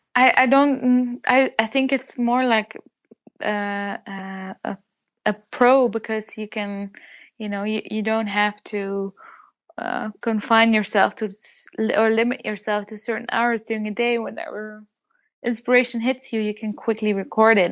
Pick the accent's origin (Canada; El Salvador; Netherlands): Netherlands; born or raised there